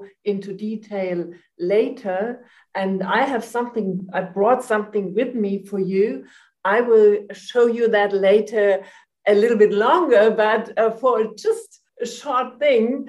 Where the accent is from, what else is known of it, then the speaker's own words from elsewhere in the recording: Germany; also born or lived in Frankfurt; I'm from Germany. I'm living in Frankfurt.